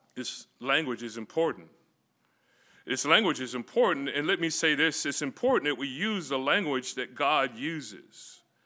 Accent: Florida, United States; moved away; also born or lived in California; me growing up in Florida

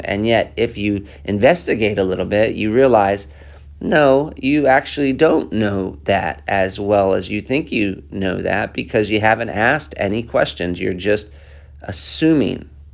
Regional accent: United States; accent: American; also born or lived in Africa; I have this American accent

